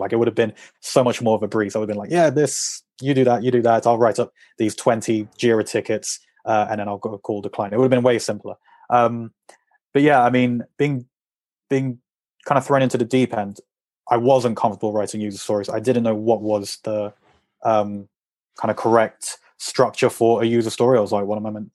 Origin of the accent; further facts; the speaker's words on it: England, United Kingdom; moved away as an adult; also born or lived in Madrid; I'm English